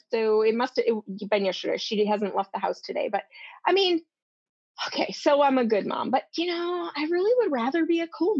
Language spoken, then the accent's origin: English; Midwest, United States; moved away as an adult; We're both from the Midwest